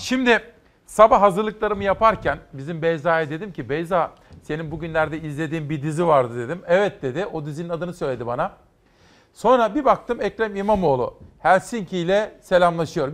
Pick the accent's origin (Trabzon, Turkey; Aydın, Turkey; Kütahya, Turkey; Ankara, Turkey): Kütahya, Turkey; Simav; moved away; benim doğup büyüdüğüm Kütahya Simav'da